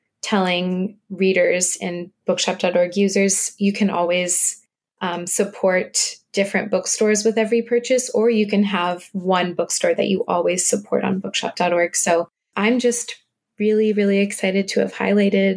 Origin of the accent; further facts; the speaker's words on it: the South, United States; moved away; I'm actually originally from the South